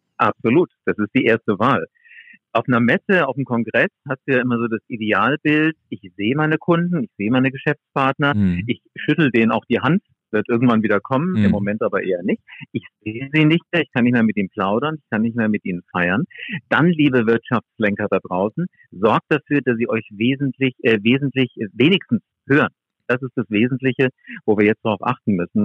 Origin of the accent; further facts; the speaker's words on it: Wiesbaden, Hesse, Germany; ich komme aus Wiesbaden